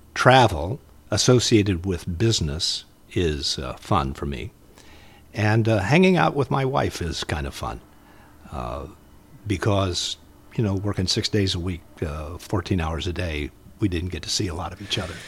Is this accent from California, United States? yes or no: no; Muncie, Indiana, United States; moved away; also born or lived in Minnesota; I'm from Indiana